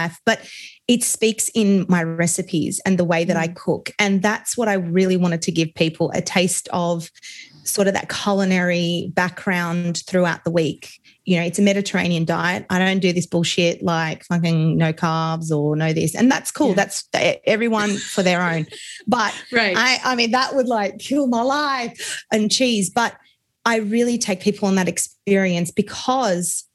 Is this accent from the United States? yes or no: no; Australia; accent: Australian; my accent, I'm Australian. So super multicultural here